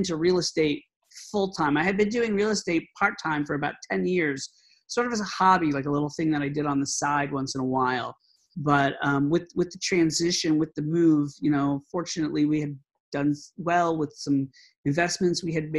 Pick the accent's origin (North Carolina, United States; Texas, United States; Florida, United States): Florida, United States; moved away as an adult; also born or lived in New York City; now in Boston, United States; I'm originally from Florida, like Frank mentioned. I moved to New York City, and I lived in New York for about 25 years.